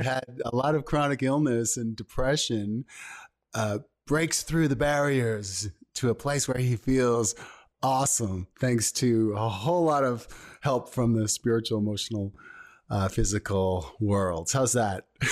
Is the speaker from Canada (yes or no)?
yes; Thunder Bay, Ontario, Canada; also born or lived in Toronto; I was born in Thunder Bay, Ontario, which is also in Canada